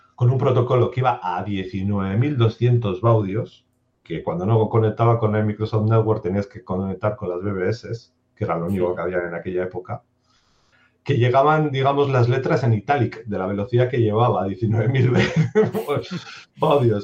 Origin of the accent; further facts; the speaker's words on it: Durango, Basque Country, Spain; also born or lived in Bilbao; Yo soy de Bilbao, bueno, soy realmente de Durango